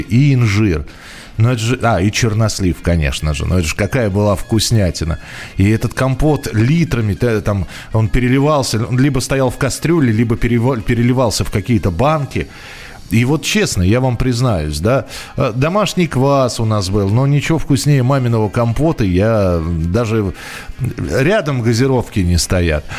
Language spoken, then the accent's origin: Russian; Moscow, Russia; я родился и вырос в Москве